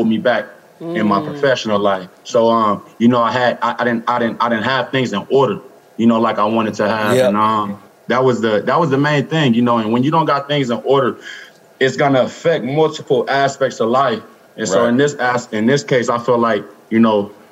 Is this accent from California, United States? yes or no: yes; Los Angeles, California, United States; I'm from Los Angeles, California. I grew up in South Central